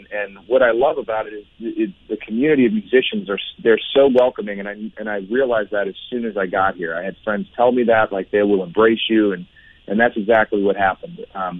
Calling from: Nashville, Tennessee, United States; I am in Nashville, Tennessee at the moment.

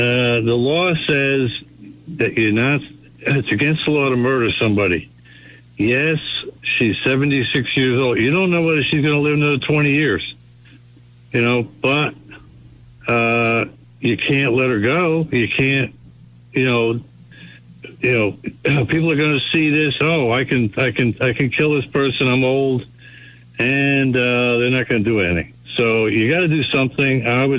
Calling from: Brookline, Massachusetts, United States

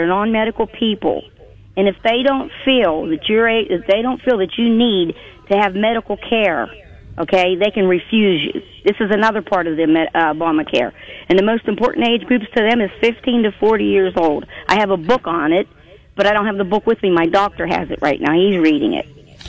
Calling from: Western Pennsylvania, United States; I'm calling from Western Pennsylvania.

